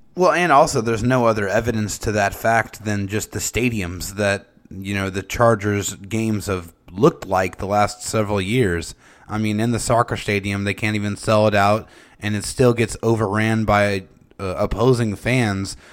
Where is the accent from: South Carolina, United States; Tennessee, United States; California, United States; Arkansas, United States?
California, United States; San Diego; we are all from San Diego